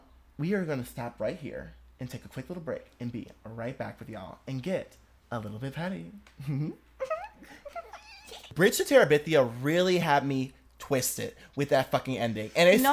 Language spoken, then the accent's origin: English; Southfield, Michigan, United States; I'm from Southfield. I'm close to Detroit, you know. She a Detroit girl.